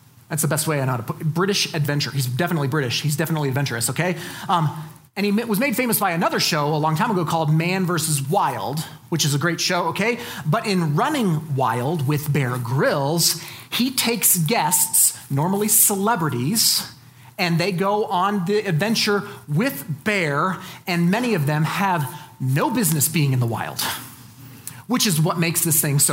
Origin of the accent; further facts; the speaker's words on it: Colorado Springs, Colorado, United States; I'm from Colorado Springs. I started climbing in high school in the Garden of the Gods